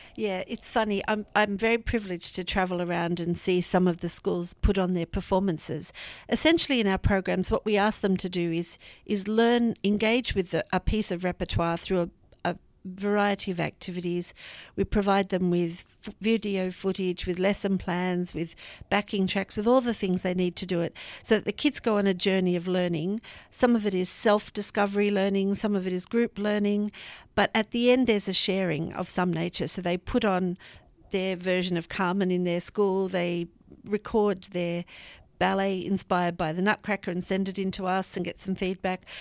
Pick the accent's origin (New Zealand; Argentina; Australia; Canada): Australia; moved away as an adult; also born or lived in Sydney; now in United Kingdom; as you can hear, I'm from the Antipodes. I came from Australia about three years ago